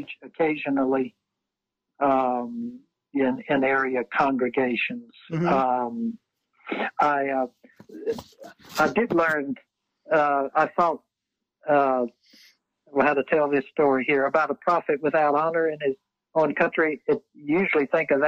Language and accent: English; the Jim Crow South, United States; growing up in the Jim Crow South